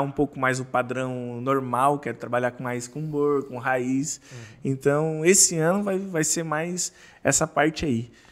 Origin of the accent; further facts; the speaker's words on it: Santa Catarina, Brazil; sou do, de Santa Catarina